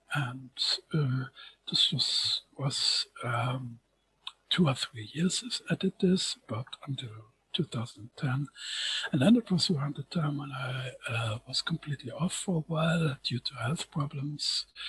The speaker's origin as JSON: {"language": "English", "country": "Germany", "said": "as a German"}